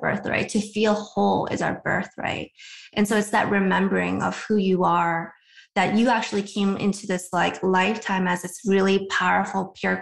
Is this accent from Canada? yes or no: yes; Vancouver, British Columbia, Canada; moved away as an adult; now in United States; I'm from Vancouver, Canada